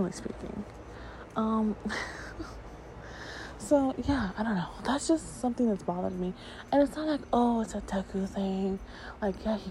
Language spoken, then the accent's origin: English; New York, United States; I grew up in New York.